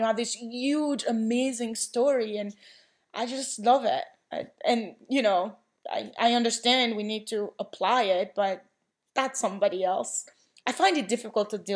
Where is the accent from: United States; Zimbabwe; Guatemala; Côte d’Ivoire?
Côte d’Ivoire; moved away; I grew up in the Ivory Coast, so TB, HIV, you know, malaria is really affecting people's lives.